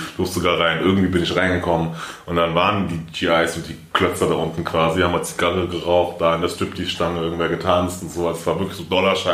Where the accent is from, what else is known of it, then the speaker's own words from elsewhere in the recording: Frankfurt, Hesse, Germany; Ich bin aufgewachsen in Frankfurt, bin geboren in Frankfurt